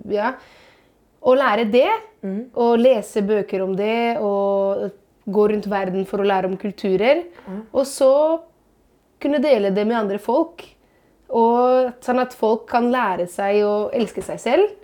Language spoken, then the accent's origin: Norwegian; Italy; now in Norway; som italiener